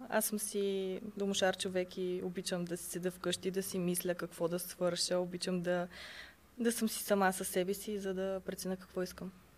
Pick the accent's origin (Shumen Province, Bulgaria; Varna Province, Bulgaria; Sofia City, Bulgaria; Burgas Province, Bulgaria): Sofia City, Bulgaria; Sofia; Родена съм в София, съм израснала тук